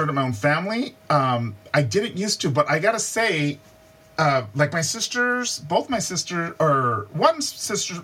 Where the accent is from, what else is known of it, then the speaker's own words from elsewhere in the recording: Hacienda Heights, California, United States; I grew up in Hacienda Heights is very much it's not even an incorporated city. It's just a suburb of of a bigger area, and it's in the San Gabriel Valley, which is about 20 something miles outside of downtown